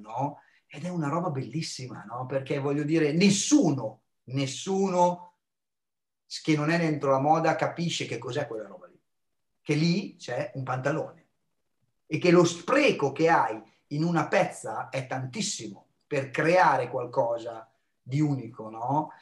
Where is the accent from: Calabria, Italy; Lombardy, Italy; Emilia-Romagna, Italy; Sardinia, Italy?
Emilia-Romagna, Italy; small town near Bologna; Io sono di Alteto, non di Bologna, Teto, ancora più piccolo, quattromila abitanti